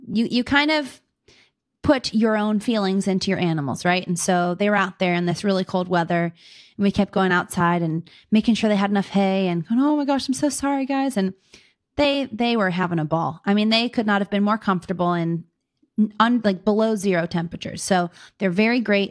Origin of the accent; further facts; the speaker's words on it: Pittsburgh, Pennsylvania, United States; moved away as an adult; now in Fort Wayne, United States; I'm originally from Pittsburgh, Pennsylvania, grew up in the city and the suburbs there